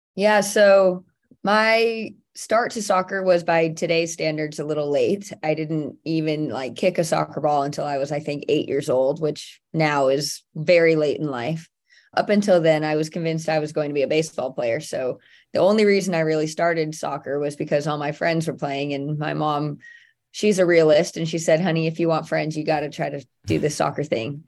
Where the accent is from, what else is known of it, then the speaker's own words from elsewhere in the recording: near Santa Clara, California, United States; I played at Santa Clara University, which was very close to my hometown